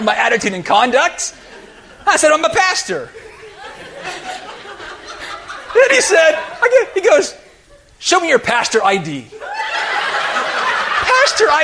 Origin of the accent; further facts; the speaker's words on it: United States; I'm an American